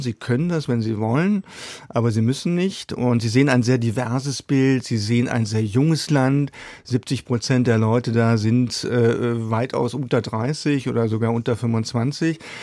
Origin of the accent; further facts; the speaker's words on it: Germany; wir sollten gerade als Deutsche